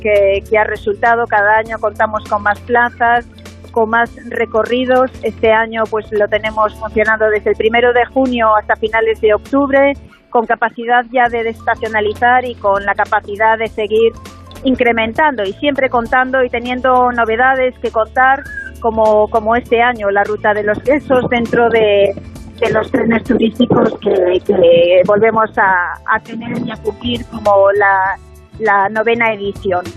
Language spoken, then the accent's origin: Spanish; Ponteareas, Galicia, Spain; desde mi pueblo Ponteareas, de la provincia de Pontevedra, Galicia.